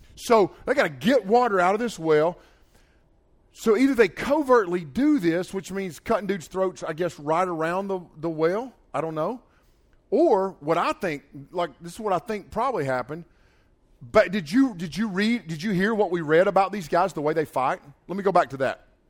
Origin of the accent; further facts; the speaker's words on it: Nantahala River, Nantahala Lake, North Carolina, United States; I grew up swimming in the Nantahala River and the Nantahala Lake